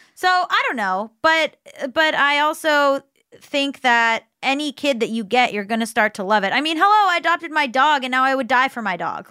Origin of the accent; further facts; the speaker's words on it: Florida, United States; I was growing up in Florida